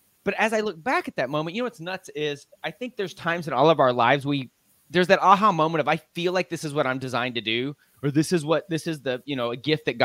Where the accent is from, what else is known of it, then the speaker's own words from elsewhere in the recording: Lubbock, Texas, United States; now in Dallas, United States; I'm a Texas boy. I live in Dallas now, but I grew up in West Texas, out in Lubbock, Texas